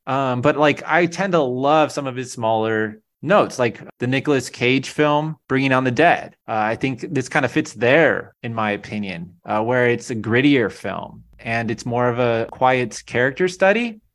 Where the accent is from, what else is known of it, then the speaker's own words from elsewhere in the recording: California, United States; as a Californian